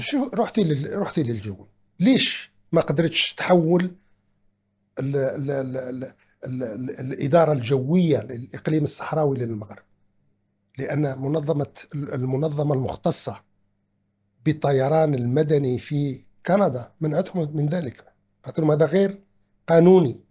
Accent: Algeria; أننا جنبنا كجزائريين

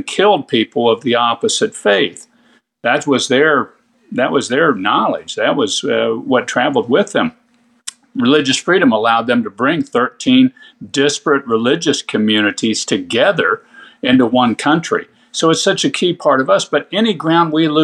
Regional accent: Kansas, United States; my home state of Kansas

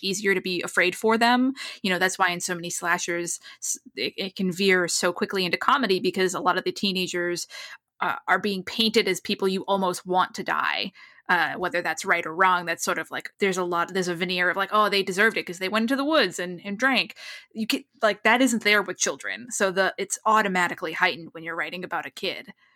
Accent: New England, United States; moved away as an adult; now in Los Angeles, United States; I grew up in New England. I've lived in Los Angeles for a number of years

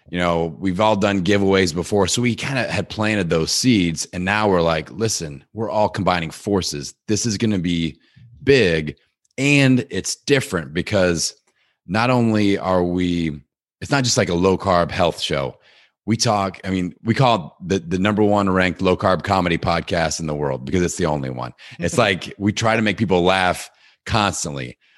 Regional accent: Midwest, United States; I'm like I'm from the Midwest. I can I can do whatever.

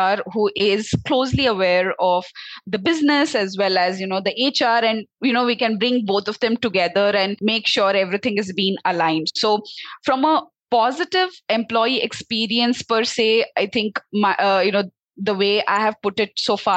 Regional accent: Belgaum, Karnataka, India; also born or lived in Noida; I am basically from Karnataka itself. So my hometown is in Belgaum. That's the north side of Karnataka.

